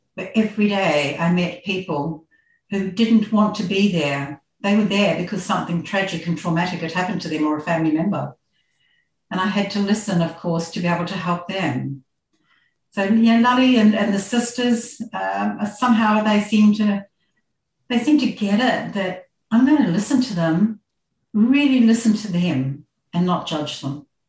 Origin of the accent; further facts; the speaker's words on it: New Zealand; moved away as an adult; also born or lived in Christchurch, New Zealand; now in Australia; i grew up in very small village in new zealand it was dairy country so on a farm